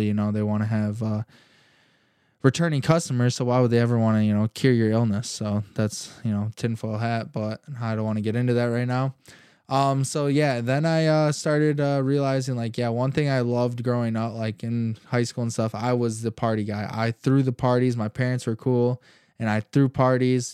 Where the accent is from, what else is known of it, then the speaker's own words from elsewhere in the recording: Holland, Michigan, United States; I was born and raised in Holland, Michigan. Growing up here my whole life, I still live in Holland.